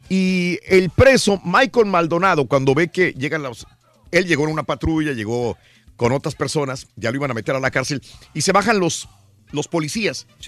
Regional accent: Mexico; now in United States; Sí, soy mexicano, pero vivo en Estados Unidos.

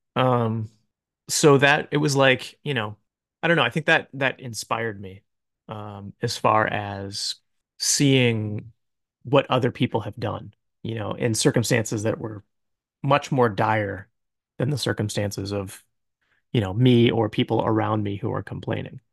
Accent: Akron, Ohio, United States; I grew up in Akron, Ohio

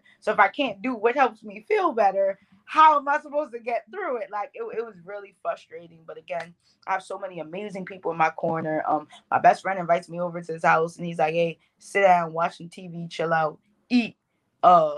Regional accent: New York, United States; accent: Bronx; I'm from New York. If y'all don't hear all the Bronx in my accent

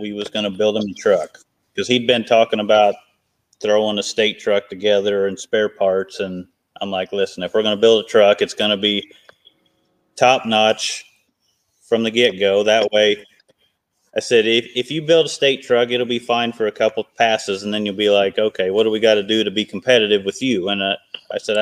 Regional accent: Altamont, Illinois, United States; my hometown of Altamont

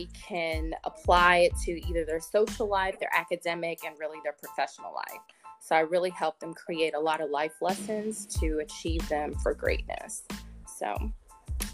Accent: Los Angeles, California, United States; moved away as an adult; also born or lived in Atlanta, Georgia; now in New Jersey, United States; I am from Los Angeles, California, but I have very deep Carolina roots

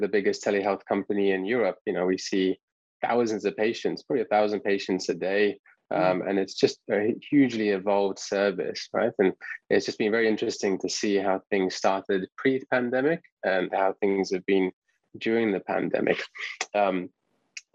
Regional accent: England, United Kingdom; moved away as an adult; also born or lived in Canada; now in United States; as you can probably tell from my accent, I'm from England. So I did all my training over there

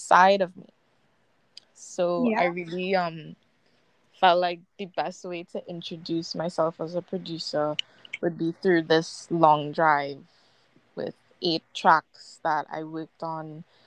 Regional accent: Trinidad & Tobago; growing up in the Caribbean

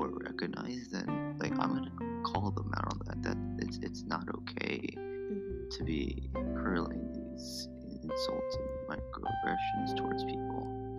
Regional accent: United States; I'm a second generation Japanese. I was born in the state here in the States.

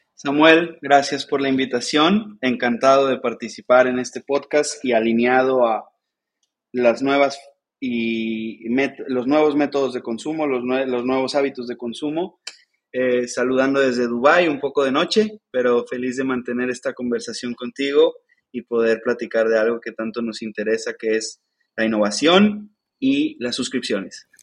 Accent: Mexico; soy un mexicano emprendedor

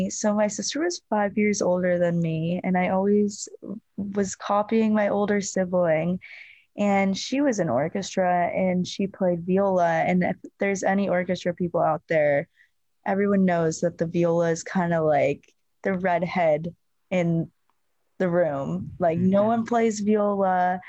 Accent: Arizona, United States; born there; So I was born in Arizona and we have like old photos of me.

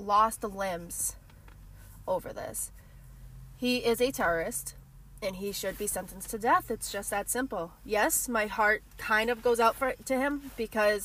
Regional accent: Boston, Massachusetts, United States; It is 100% my home

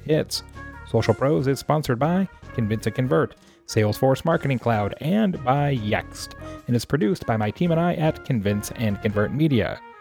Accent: Arizona, United States; I grew up in Arizona

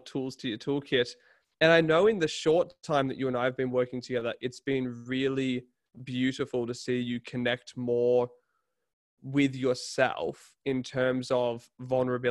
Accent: Newcastle, New South Wales, Australia; I'm from Newcastle

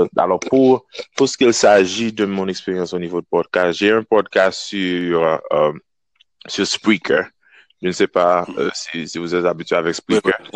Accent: Kenscoff, Ouest, Haiti; moved away as an adult; now in Wisconsin, United States; je suis né, je grandis en Haïti jusqu'à l'âge de 19 ans

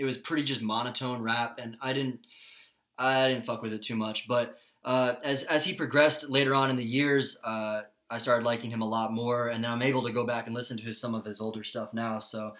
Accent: Broward, Florida, United States; I'm from Broward. We're from Broward.

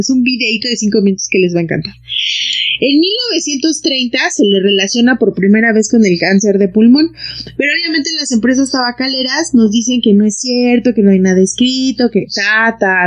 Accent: Mexico

